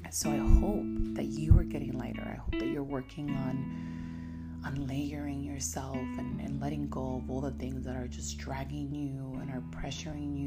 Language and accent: English; United States; I am from the United States.